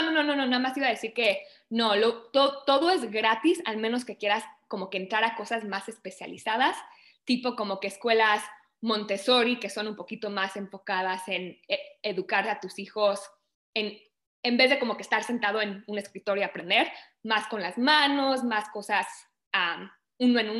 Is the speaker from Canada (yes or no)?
yes; Canada; also born or lived in Mexico; yo me vine de México a Canadá cuando tenía cuatro años, mis papás nos trajeron para acá y pues llevo toda mi vida desde entonces acá, acabo de cumplir, bueno, voy a cumplir 27 años, entonces llevo toda la primaria, secundaria y lo que diríamos nosotros la universidad acá.